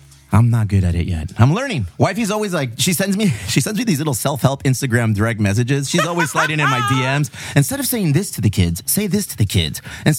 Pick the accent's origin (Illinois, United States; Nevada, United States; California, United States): California, United States; Bonita; I'm born and raised in Bonita.